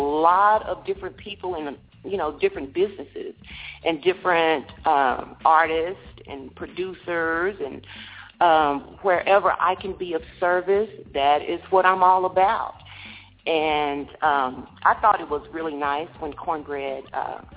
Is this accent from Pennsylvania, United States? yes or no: no; Dallas, Texas, United States; I am from Texas, Dallas, Texas